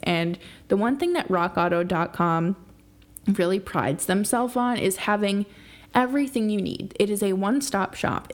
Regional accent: New York, United States; a New Yorker myself

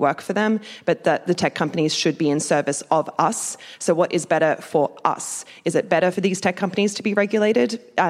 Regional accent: Australia; I'm from Australia

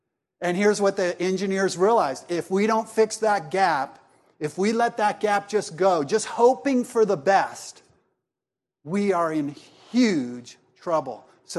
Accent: Columbia, South Carolina, United States; I'm from Columbia, South Carolina, and so are these two.

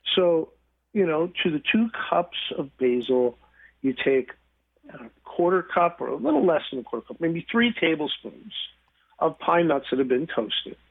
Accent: New York, United States; moved away; I grew up in New York

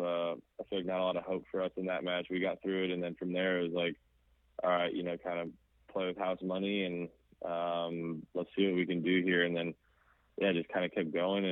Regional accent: Kansas City, United States; the academy that I grew up playing at in Kansas City

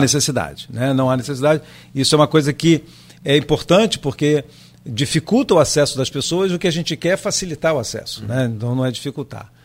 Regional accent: Rio de Janeiro, Brazil; moved away as an adult; now in Campos dos Goytacazes, Brazil; Eu sou carioca, nós chegamos em Campos em 1988.

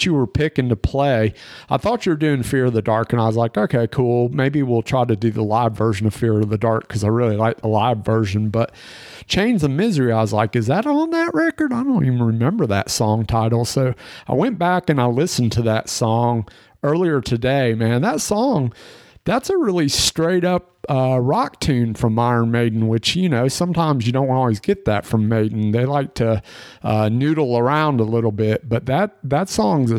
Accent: the Bible Belt, United States; growing up in the Bible Belt

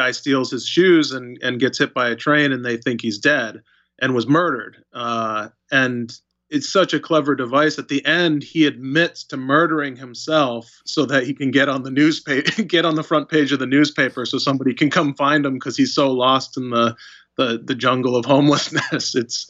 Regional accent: Albany, New York, United States; I was born in Albany

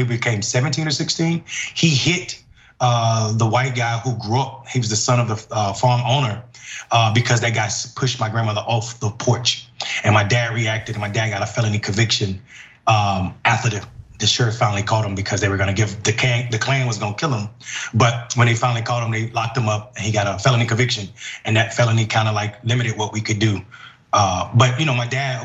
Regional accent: Enfield, North Carolina, United States; Enfield, North Carolina. I went back to hometown to become mayor.

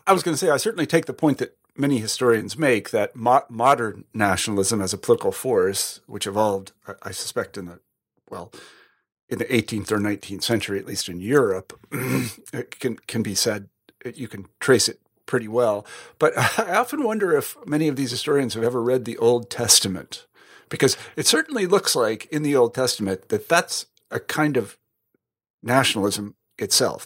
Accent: Midwest, United States; I'm from the Midwest

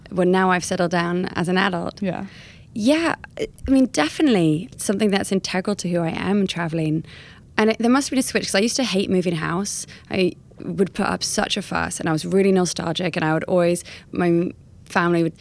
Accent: California, United States; accent: American; moved away; I used to have an American accent, and other parents would hear my accent and be like, oh, where are you from? And then I'd sort of say that we're from California.

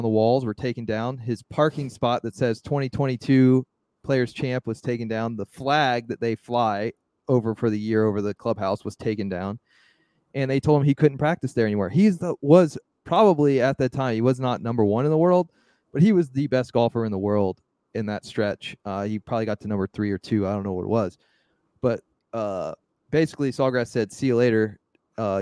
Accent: Ponte Vedra, Florida, United States; I'm from Ponte Vedra, Florida

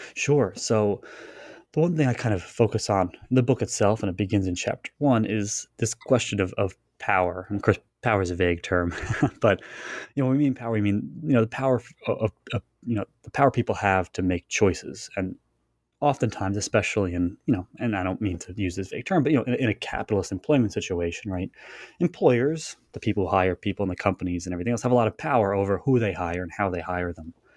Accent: Long Island, New York, United States; I was born on Long Island

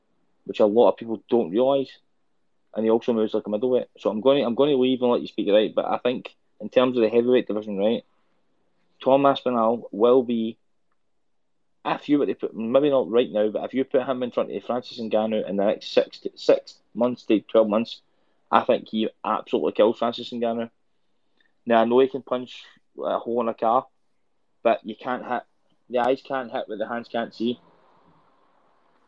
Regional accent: Scotland, United Kingdom; as a Scottish person

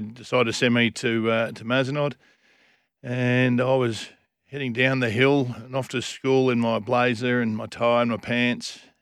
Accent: Lesmurdy, Western Australia, Australia; also born or lived in Kalamunda; Born and bred, born in Kalamunda Hospital

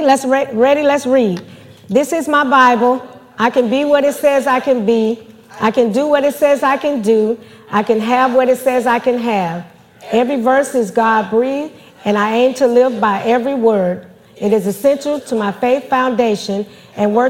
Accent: Georgia, United States; moved away; Georgia is my hometown. That's where all my family still is

